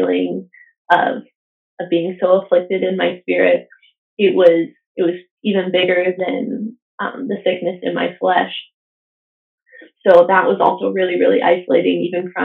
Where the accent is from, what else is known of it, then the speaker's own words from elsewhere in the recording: United States; moved away; Being an American citizen, I didn't have Canadian cell phone service.